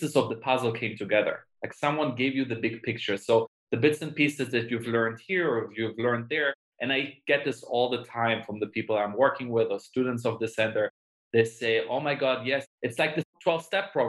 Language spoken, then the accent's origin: English; Germany; moved away as an adult; also born or lived in Israel / London, United Kingdom; now in Los Angeles, United States; I was born in Israel, grew up in Germany